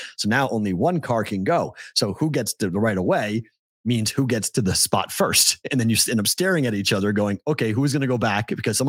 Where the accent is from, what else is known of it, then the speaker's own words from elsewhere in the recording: Boston, Massachusetts, United States; moved away; In the 90s, one of the most fun things for us as locals in Boston would do is you would watch the fights that would happen between families